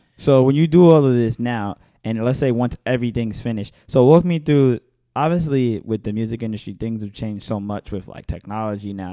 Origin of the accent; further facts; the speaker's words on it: New York City, New York, United States; I'm from Bed Stuy.